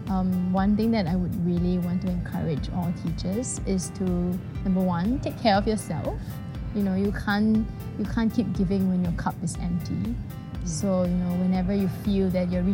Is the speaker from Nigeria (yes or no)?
no; Singapore; I'm from Singapore